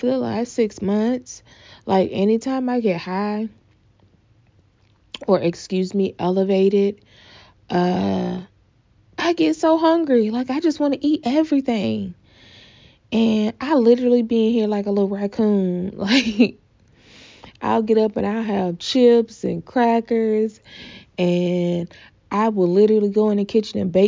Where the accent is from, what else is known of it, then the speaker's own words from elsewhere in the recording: the South, United States; accent: southern; my southern accent